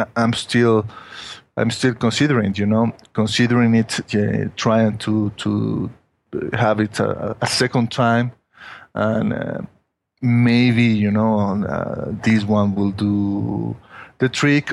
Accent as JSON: {"language": "English", "country": "Mexico", "tie": "born or raised there", "second_language": "English", "said": "I'm not a native, you know, English speaker, you know, that I was born in Mexico, from Mexican family, and I've lived here in Mexico all my life"}